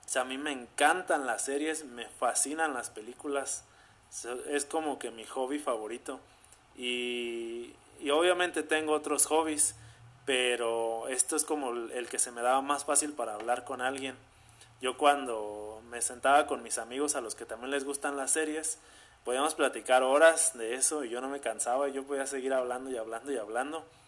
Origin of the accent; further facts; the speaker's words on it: Zamora, Michoacán, Mexico; soy de Zamora, Michoacán. O sea, aquí nací, aquí he vivido toda mi vida y aquí sigo viviendo